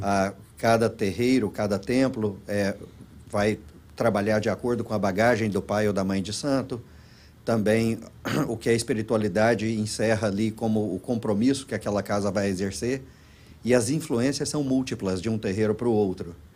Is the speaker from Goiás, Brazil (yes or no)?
yes; Goiás, Brazil; moved away as an adult; also born or lived in Los Angeles, United States; now in Florida, United States; somos de Goiás